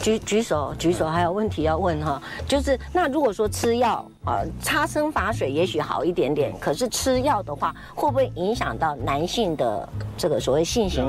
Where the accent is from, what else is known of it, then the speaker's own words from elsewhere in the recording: Taiwan; 我们台湾人没有人上榜哎